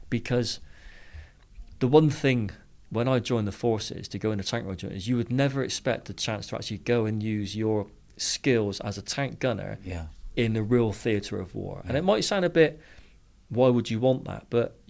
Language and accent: English; Cyprus; born there; I was born in Cyprus. He said, oh, really, were you? And I said, yeah, back in the 70s.